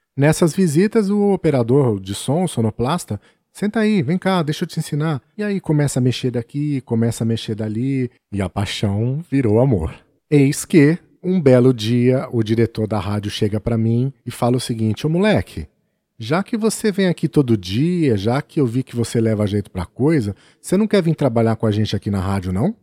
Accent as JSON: {"language": "Portuguese", "region": "São Paulo", "country": "Brazil", "tie": "born or raised there", "also_born_or_lived": "Birigui", "said": "eu era o menino da capital, o caipira da cidade grande"}